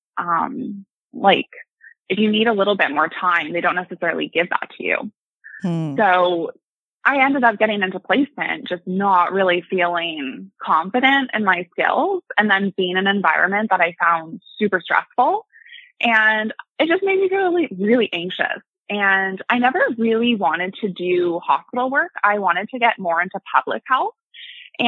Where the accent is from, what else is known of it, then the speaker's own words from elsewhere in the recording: Ottawa, Ontario, Canada; I've been born and raised in Ottawa. I've lived here my whole life